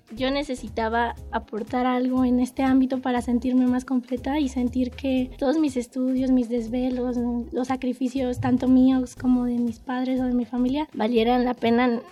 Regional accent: Mexico City, Mexico; Nací en la Ciudad de México el 25 de marzo de 1999

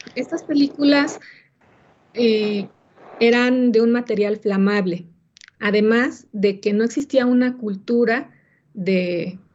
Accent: Mexico; nuestra cultura como mexicanos

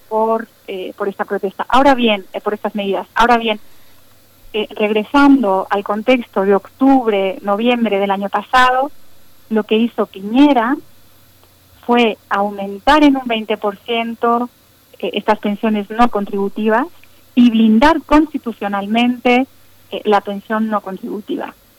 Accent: Mexico; como la nuestra, como la mexicana

